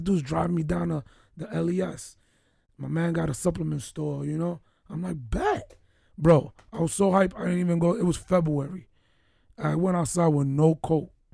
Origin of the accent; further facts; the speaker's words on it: New York City, New York, United States; moved away; also born or lived in Baltimore; we're two guys from New York City